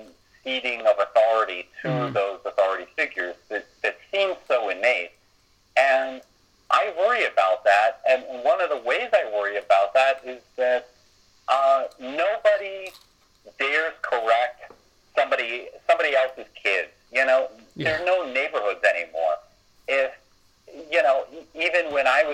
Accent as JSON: {"language": "English", "country": "United States", "said": "as an American"}